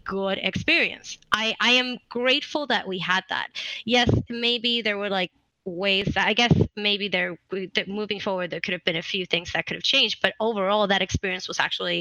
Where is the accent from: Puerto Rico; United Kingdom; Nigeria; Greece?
Puerto Rico; English is a second language; moved away as an adult; now in California, United States; I'm actually from Puerto Rico. So I came here, I moved to California in 2017.